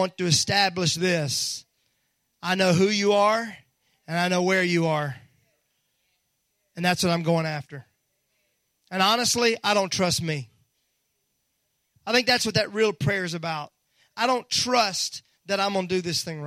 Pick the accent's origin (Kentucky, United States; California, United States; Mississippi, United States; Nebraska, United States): Mississippi, United States; moved away; when I was raised in Mississippi